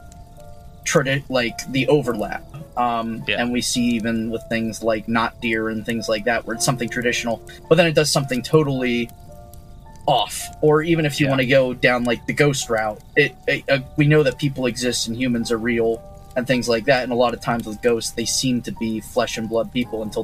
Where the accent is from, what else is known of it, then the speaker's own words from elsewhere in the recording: Sunbury, Pennsylvania, United States; I grew up in Sunbury, Pennsylvania